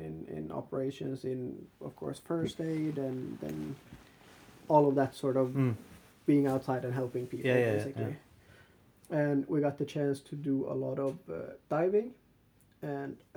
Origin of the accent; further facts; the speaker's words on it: Kalix, Norrbotten County, Sweden; I grew up in Kalix in a small town in the Gulf of Bothnia